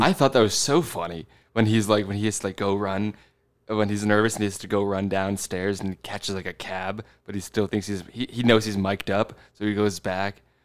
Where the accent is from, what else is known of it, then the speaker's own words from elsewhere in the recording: New Jersey, United States; I'm from New Jersey.